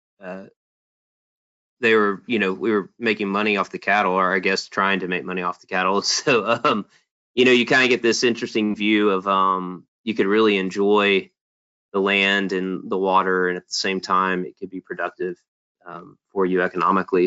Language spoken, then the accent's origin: English; Beaumont, Texas, United States; I'm originally from Beaumont, Texas